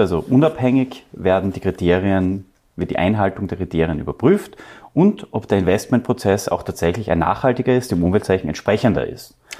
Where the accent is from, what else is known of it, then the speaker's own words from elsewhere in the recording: Austria; wir als Österreicher